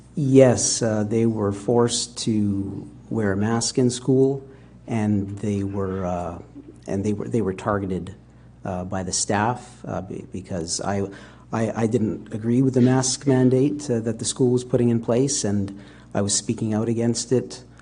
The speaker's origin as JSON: {"language": "English", "town": "Winnipeg", "region": "Manitoba", "country": "Canada", "tie": "born or raised there", "also_born_or_lived": "England", "said": "I was born in England and raised my, most of my life in Canada, in Winnipeg."}